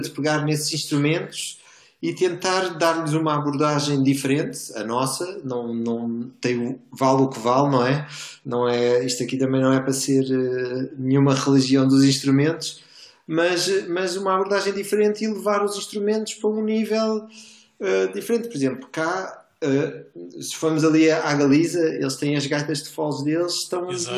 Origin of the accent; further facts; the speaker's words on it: Portugal; nós somos portugueses